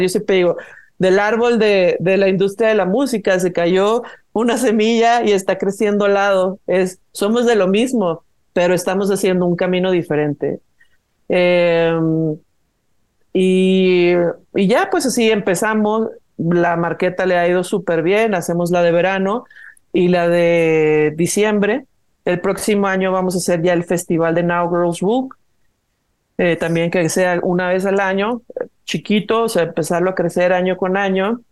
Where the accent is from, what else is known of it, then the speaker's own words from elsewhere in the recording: Guadalajara, Jalisco, Mexico; moved away as an adult; now in Mexico City, Mexico; Es que yo soy de Guadalajara, pero yo ya vivo, eh, tengo 12 años viviendo en Ciudad de México.